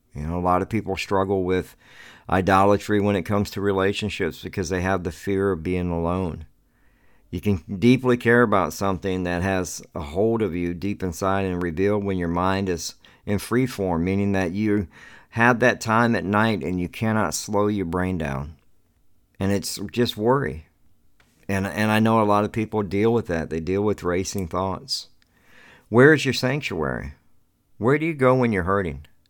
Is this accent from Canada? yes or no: no; the South, United States; I grew up in the South